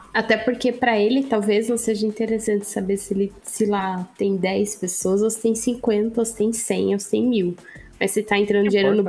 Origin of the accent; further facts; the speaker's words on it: Sorocaba, São Paulo, Brazil; sou de Sorocaba